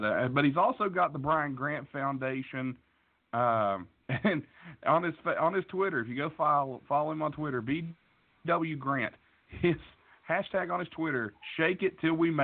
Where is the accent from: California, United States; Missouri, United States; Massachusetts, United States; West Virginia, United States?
West Virginia, United States; Being from West Virginia, I'm from West Virginia